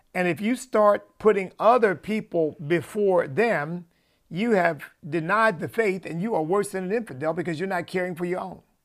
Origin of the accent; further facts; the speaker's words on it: United States; me as an American citizen